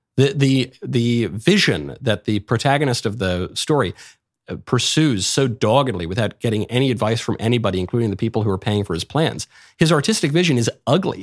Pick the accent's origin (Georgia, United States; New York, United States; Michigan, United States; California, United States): New York, United States; I grew up in New York.